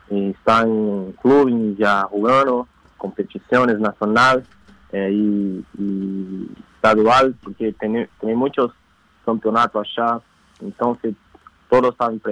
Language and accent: Spanish; São Paulo, Brazil; Spanish is a second language; Yo soy de São Paulo. De São Pablo. Paulo. Interior de São Paulo.